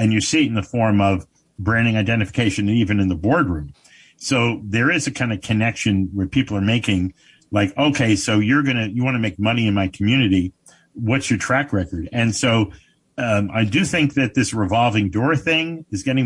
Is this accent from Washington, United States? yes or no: no; Paterson, New Jersey, United States; I was born in Patterson